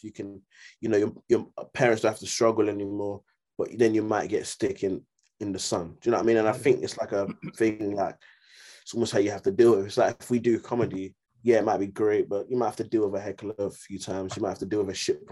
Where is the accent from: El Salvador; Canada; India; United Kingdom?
United Kingdom; London; I'm from Greenwich